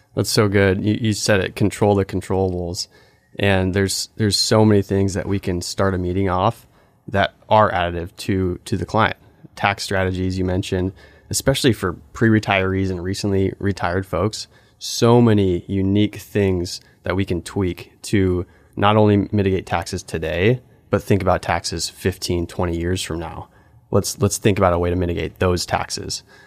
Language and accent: English; Alaska, United States; I grew up in Alaska, grew up on this world class salmon fishing river.